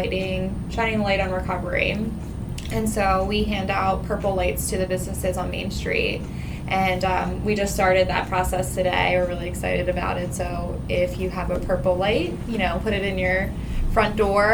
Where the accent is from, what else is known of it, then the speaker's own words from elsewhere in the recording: Prince George's County, Maryland, United States; I'm originally from Prince George's County